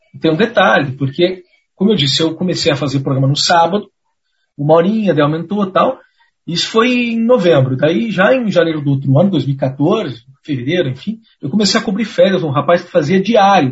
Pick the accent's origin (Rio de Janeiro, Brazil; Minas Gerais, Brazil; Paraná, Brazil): Paraná, Brazil; Pinhais; eu sou de Pinhais, que fica coladinho né, com Curitiba.